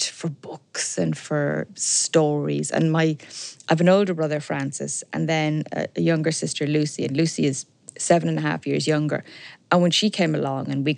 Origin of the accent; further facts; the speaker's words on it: Dublin, Leinster, Ireland; also born or lived in Belfast / Sligo; I was brought up sort of halfway up the Sandyford Road, the Dundrum area